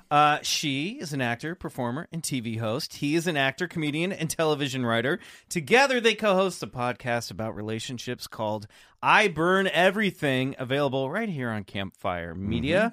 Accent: Kansas, United States; also born or lived in Colorado; growing up in Kansas

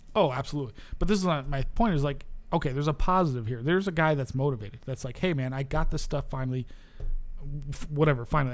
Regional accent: New York, United States; moved away; I come from New York, where people are goddamn super hyped on that shit

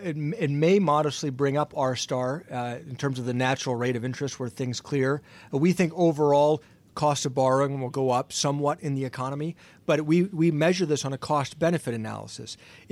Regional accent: Ohio, United States; Listen, unfortunately, I was born and raised in Ohio, and I'm unfortunately a lifelong Browns fan.

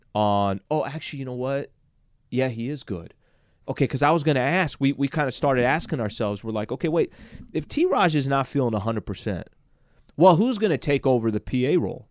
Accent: San Diego, California, United States; I grew up in San Diego

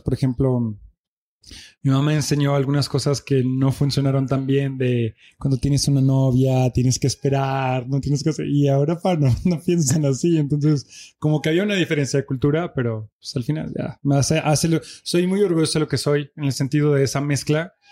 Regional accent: Belgium; first language French; Spanish is a second language; moved away as an adult; now in Mexico City, Mexico; Mi mamá es mexicana, nací en Bélgica, me crié allá

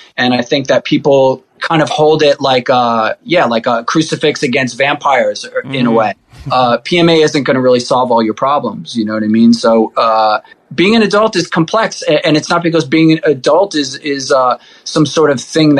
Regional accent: New York City, New York, United States; now in Upstate New York, United States; I grew up in Rockaway Beach.

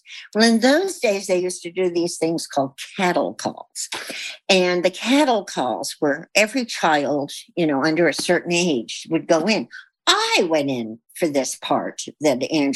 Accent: Bristol, South West England, United Kingdom; moved away; I was born in Bristol, England

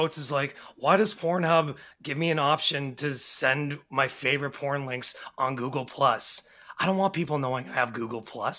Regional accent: Harrow, Ontario, Canada; my hometown of Hare, Ontario

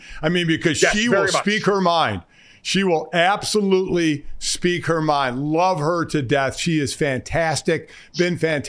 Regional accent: Cleveland, Ohio, United States; I grew up in Cleveland.

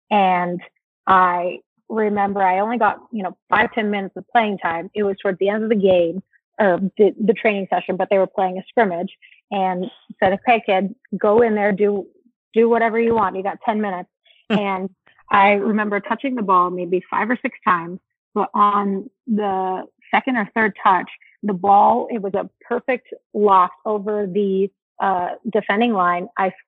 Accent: California, United States; first language es; now in Arizona, United States; So Spanish was my first language growing up. thanks to my dad and the nanny that we had growing up in California. When we moved to Arizona

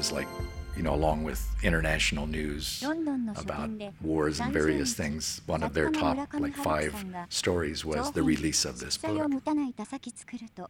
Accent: West Point, New York, United States; also born or lived in California; I was born in California, but mainly grew up at West Point in the military academy. My father taught there.

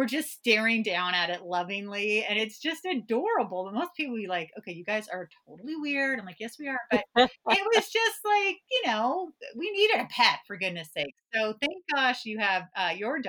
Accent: California, United States; moved away; I grew up in California

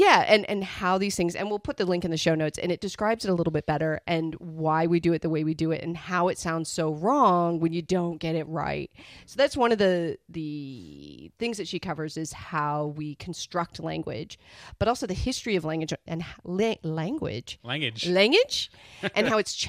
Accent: Midwest, United States; now in Australia; No, I'm originally from the Midwest.

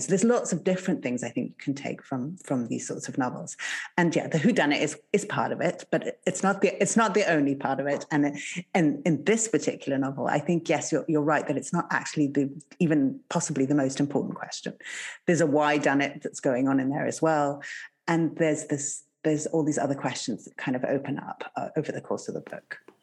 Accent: Zimbabwe; moved away; I grew up in Zimbabwe

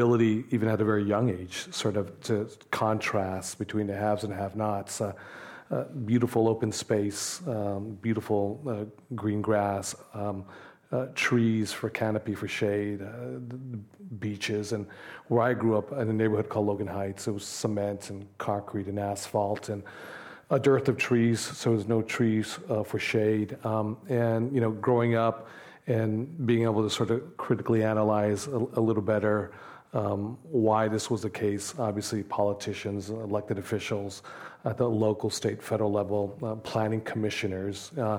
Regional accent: Tijuana, Baja California, Mexico; also born or lived in San Diego, United States; I grew up in Tijuana, in San Diego, on both sides of the border. Youngest child, single immigrant mother, third grade education. My mother had the courage of her conviction to cross a border to seek a better life for myself and for my two sisters.

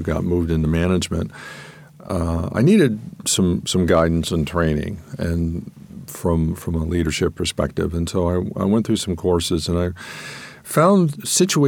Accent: Columbus, Ohio, United States; moved away as an adult; also born or lived in Northern Virginia; after working in Columbus, Ohio, and born and raised in Columbus.

